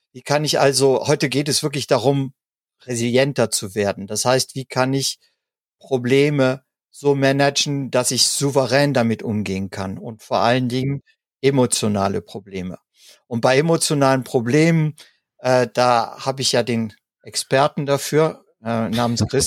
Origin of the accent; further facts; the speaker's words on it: Germany; gerade bei uns in Deutschland, ne, gibt es ja das Sprichwort zum Lachen in den Keller gehen.